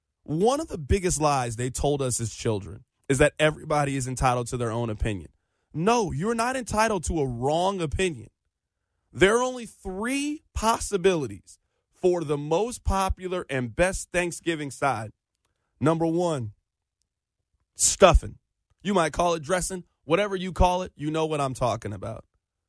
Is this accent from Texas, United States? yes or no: no; Kansas City, Missouri, United States; also born or lived in Joplin, Missouri; I was born and raised in Kansas City, Missouri. I went to college in Joplin, Missouri, which is 2 hours from where I grew up. I've never lived outside of the state of Missouri.